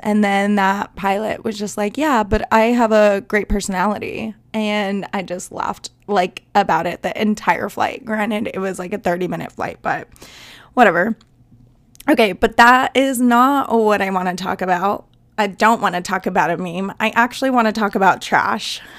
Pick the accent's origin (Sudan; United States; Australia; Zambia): United States; Southwest; I am from the South, but I'm, like, from the Southwest